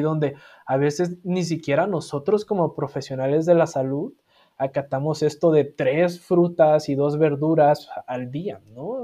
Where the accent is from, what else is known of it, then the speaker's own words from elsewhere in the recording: Sinaloa, Mexico; mi ciudad, yo soy sinaloense